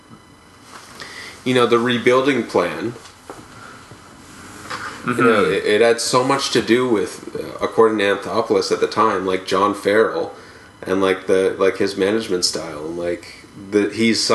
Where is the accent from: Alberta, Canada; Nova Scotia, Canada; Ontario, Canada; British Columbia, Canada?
Ontario, Canada; Hamilton; I'm from Hamilton and I have a lot of friends from Hamilton